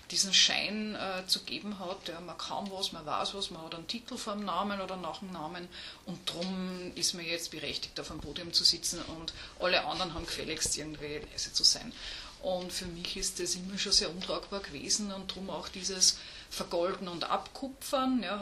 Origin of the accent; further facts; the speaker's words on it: Upper Austria, Austria; Also ich habe ganz normal Gymnasium gemacht, ähm, bin aus Oberösterreich auch.